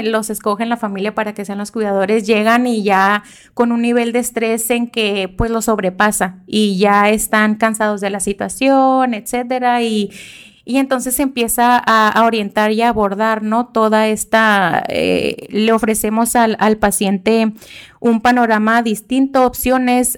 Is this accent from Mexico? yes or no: yes; Mexico; así somos los mexicanos